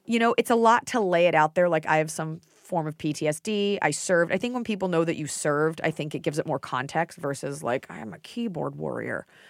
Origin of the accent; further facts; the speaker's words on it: United States; I love being an American